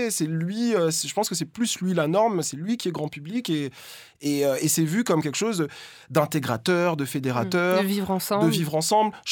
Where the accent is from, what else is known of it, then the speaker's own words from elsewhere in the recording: Martinique; now in France; moi, je, je, suis martiniquais, j'ai grandi aux Antilles, et en arrivant en France, évidemment, euh, euh, j'ai euh, appris à, gommer mon accent.